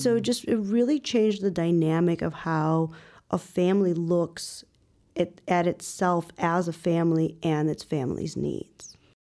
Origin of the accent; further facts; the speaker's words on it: Northwest Suburbs of Chicago, Illinois, United States; also born or lived in Ukraine; now in Chicago, United States; eventually moved out to the Northwest Burbs. where I actually spent most of my childhood, uh, early adulthood